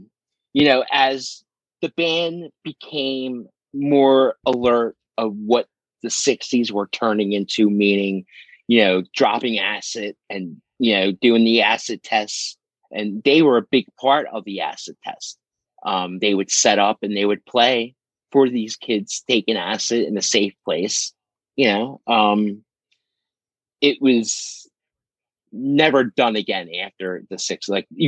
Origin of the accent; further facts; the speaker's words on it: Philadelphia, Pennsylvania, United States; I grew up in South Philadelphia near the stadiums.